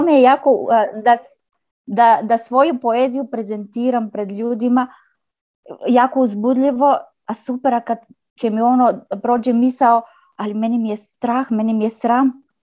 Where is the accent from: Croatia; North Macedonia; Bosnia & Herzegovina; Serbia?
North Macedonia; Croatian is a second language; ja sam iz Makedonije, ne razumem, ne pričam dobro hrvatski